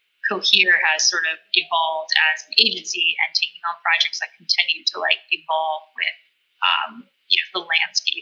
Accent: Charlotte, North Carolina, United States; moved away as an adult; also born or lived in Virginia; I'm from Charlotte, North Carolina

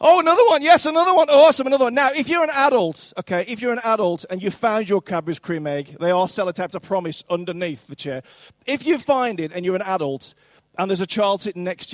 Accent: Dudley, West Midlands, United Kingdom; moved away; I'm actually from Dudley, which was recently voted the country's worst town.

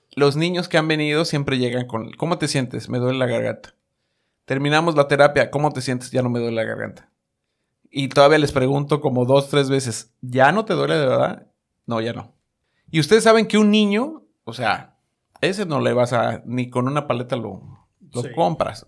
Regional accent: Mexico; moved away; also born or lived in New York; Soy mexicano

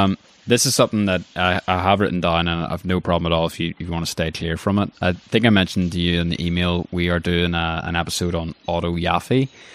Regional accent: Belfast, Northern Ireland, United Kingdom; growing up in Belfast.

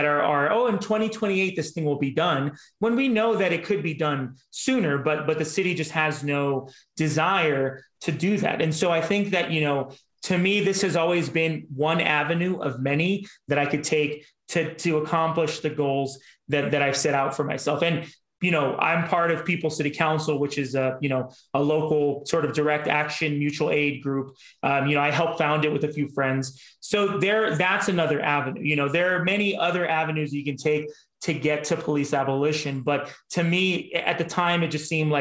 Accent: Los Angeles, California, United States; also born or lived in Koreatown, Los Angeles; I grew up in North Hollywood

